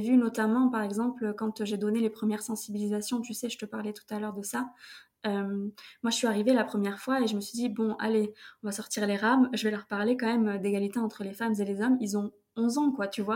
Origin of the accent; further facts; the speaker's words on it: Toulouse, Occitania, France; now in Paris, France; je viens de Toulouse